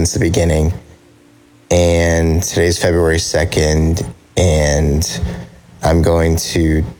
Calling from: South Carolina, United States; I'm from South Carolina

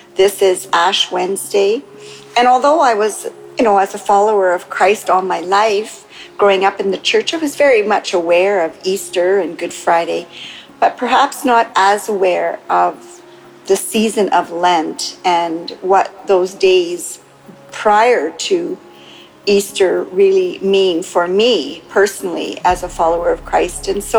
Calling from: Canada; from Canada calling, except I'm calling in from Mexico.

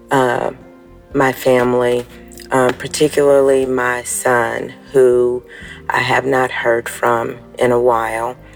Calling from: Florida, United States; Good morning, Dabsy family. … from Florida

